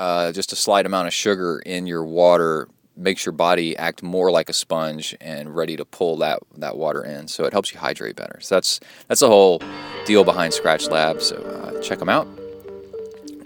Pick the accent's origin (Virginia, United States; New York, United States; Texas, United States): Texas, United States; The Woodlands; I grew up in the Woodlands